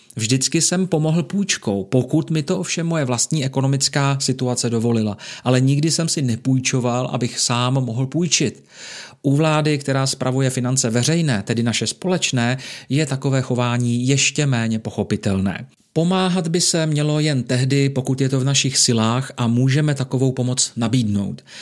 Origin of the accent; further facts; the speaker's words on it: Czechia; jsme my Češi hodným a empatickým národem